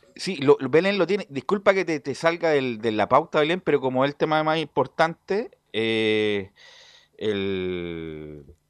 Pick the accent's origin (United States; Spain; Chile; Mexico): Chile; como chilenos que somos